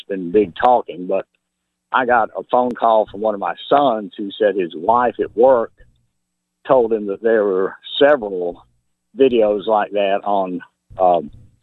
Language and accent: English; Memphis, Tennessee, United States; I grew up in Whitehaven